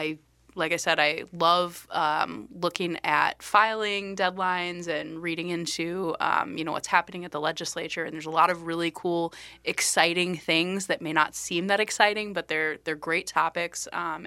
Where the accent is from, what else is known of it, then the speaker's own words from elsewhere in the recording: Iowa, United States; now in Minnesota, United States; I born and raised in Iowa, moved to Minnesota actually to work in politics and have kind of done a variety of different jobs in that aspect.